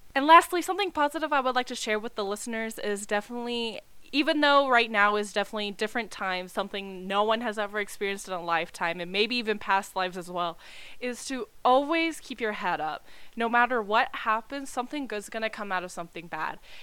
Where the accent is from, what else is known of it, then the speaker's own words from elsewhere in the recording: Texas, United States; I'm from Texas.